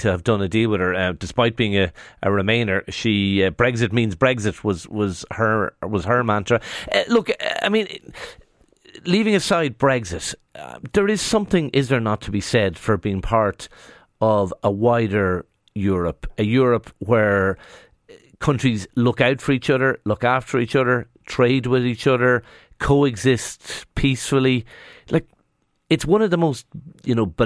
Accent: Dundalk, Leinster, Ireland; I'm from Dundalk

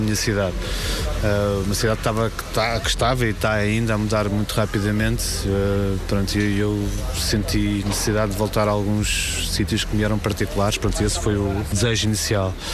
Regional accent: Lisbon, Portugal; tem a rua onde eu andei na escola, esta é a rua onde, da, da casa de, onde eu nasci

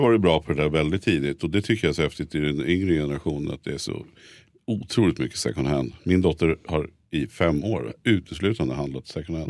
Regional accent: Stockholm, Stockholm County, Sweden; vi som är stockholmare

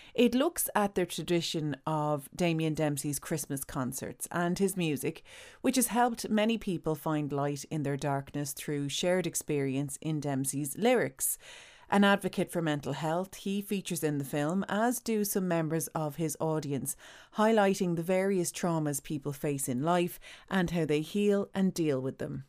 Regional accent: Ireland; as Irish people

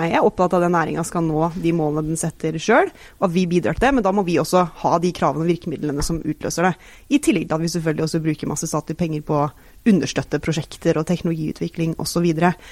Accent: Stavanger, Rogaland, Norway; Jeg er selv fra Stavanger.

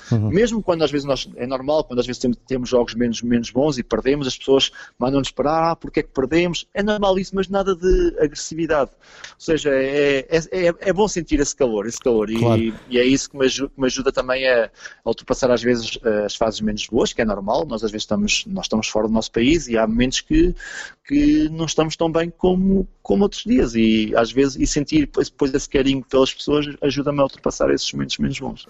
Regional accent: Portugal; moved away as an adult; Porque eu era, sou português

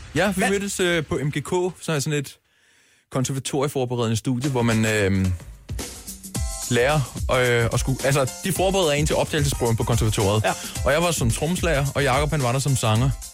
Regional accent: Køge, Zealand, Denmark; jeg er fra Køge, han er fra Skensved, og øhm, jeg mødte ham, da jeg var meget ung

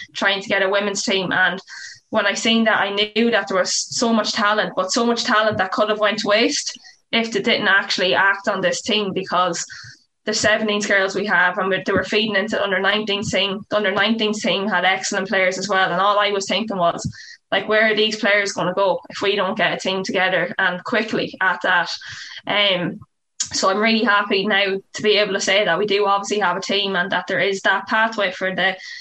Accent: Sligo, Connacht, Ireland; growing up in Sligo

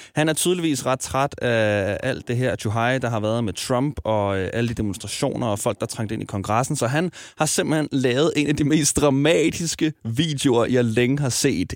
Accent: Smørum, Capital Region of Denmark, Denmark; Nu er jeg vokset op i Smørum, en lille forstad uden for Ballerup

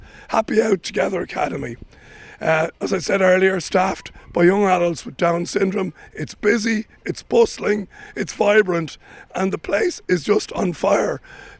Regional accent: Dun Laoghaire, Leinster, Ireland; I'm in my hometown of Dun Laoghaire

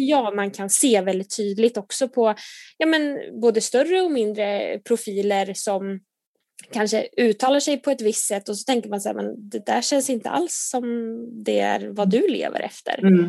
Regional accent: Nyköping, Södermanland, Sweden; moved away as an adult; now in Gothenburg, Sweden; jag kommer från Nyköping från början

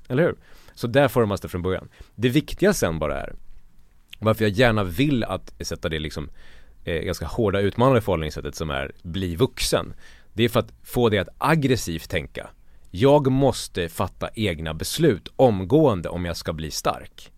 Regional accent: Borlänge, Dalarna County, Sweden; jag kommer från Borlänge och landsbygden

